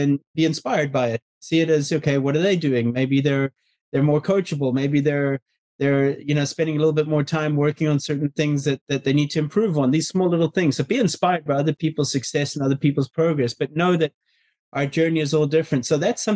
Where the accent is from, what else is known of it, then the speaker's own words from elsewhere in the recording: South Africa; I was brought up in South Africa